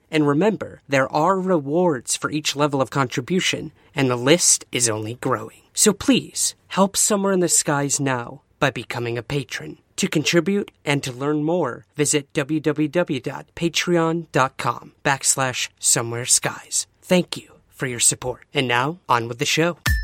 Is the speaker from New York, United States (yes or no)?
yes; Syracuse, New York, United States; from Syracuse, New York, my hometown